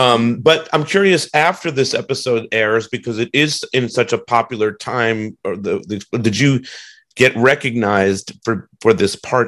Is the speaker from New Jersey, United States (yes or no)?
yes; New Jersey, United States; I'm originally from New Jersey.